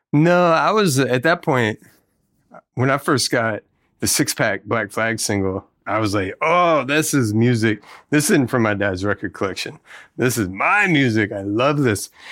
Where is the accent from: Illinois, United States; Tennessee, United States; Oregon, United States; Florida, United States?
Tennessee, United States; moved away; also born or lived in Mississippi; we grew up in Tennessee